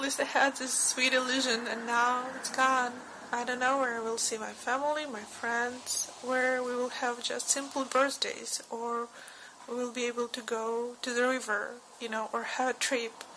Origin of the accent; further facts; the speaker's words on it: Kyiv, Ukraine; moved away as an adult; now in Budapest, Hungary; I'm from Kiev, Ukraine